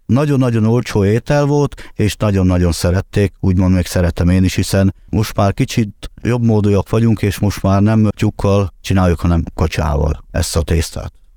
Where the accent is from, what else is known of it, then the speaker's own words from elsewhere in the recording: Hungary; mi magyarok vagyunk, és rom nemzetiség